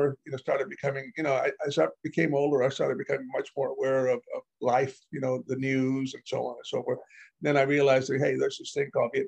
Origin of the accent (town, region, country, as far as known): Beeville, Texas, United States; born or raised there; also born or lived in Alice, Texas